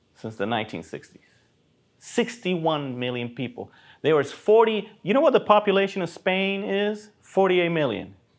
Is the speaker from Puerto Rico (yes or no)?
yes; Puerto Rico; Even when I grew up in Puerto Rico